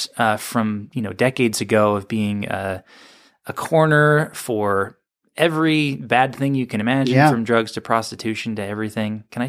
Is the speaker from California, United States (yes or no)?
yes; Sacramento, California, United States; also born or lived in Walnut Creek; In the Bay Area in Walnut Creek, and then moved to Sacramento when I was six.